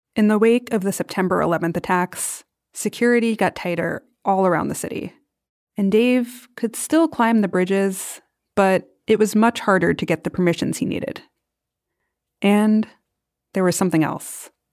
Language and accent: English; New York City, New York, United States; Growing up in New York City, I always had to cross a bridge to go anywhere else